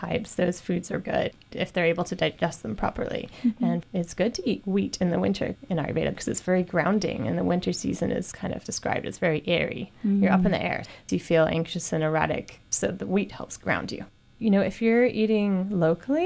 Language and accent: English; England, United Kingdom; moved away; I grew up in England too